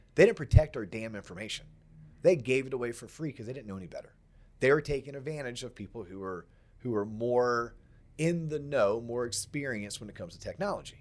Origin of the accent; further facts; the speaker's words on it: Central Florida, United States; also born or lived in England / Atlanta / West Palm Beach, Florida; I grew up in Central Florida